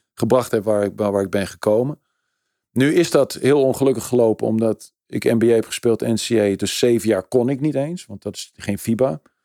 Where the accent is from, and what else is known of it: Netherlands